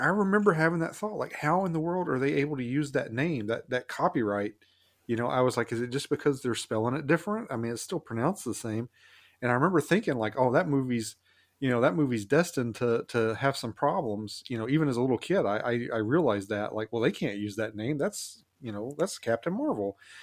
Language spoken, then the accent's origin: English; the South, United States; I grew up in the South